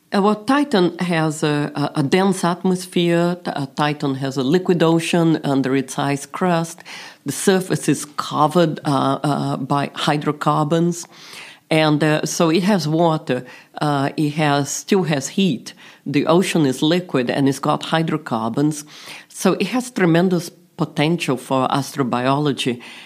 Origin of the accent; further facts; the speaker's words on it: Brazil; moved away; also born or lived in London; I was this little girl growing up in Brazil